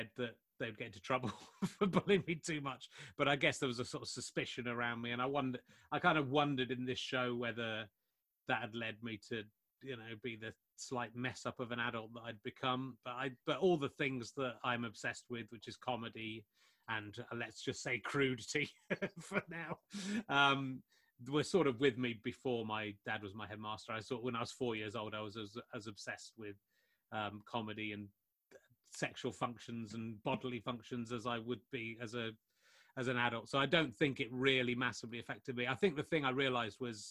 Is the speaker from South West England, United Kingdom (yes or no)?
yes; Somerset, South West England, United Kingdom; when I was growing up in Somerset in the 1980s